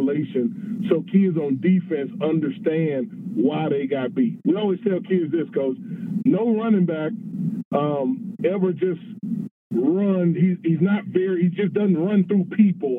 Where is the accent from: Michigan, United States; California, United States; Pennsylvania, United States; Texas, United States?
Texas, United States; moved away; I'm at the University of Sioux Falls, and I'm from Texas.